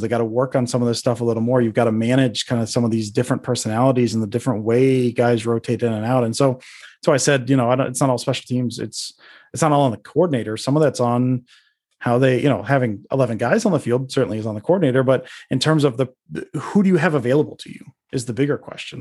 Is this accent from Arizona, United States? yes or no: no; Detroit, Michigan, United States; moved away; I'm from the Detroit area initially. My family's from Michigan